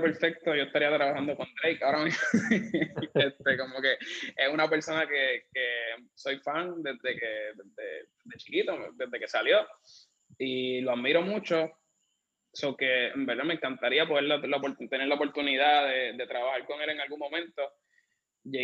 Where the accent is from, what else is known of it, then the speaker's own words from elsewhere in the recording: Bayamón, Puerto Rico; also born or lived in Caguas; now in San Juan, Puerto Rico; yo vivo en San Juan, originalmente soy de Bayamón, después me mudé a Cagua